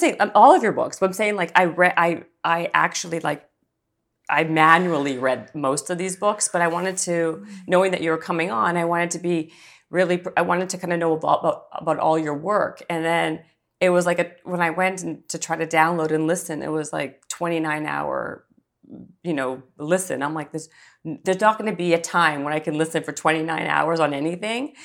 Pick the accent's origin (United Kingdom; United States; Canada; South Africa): Canada; I'm Canadian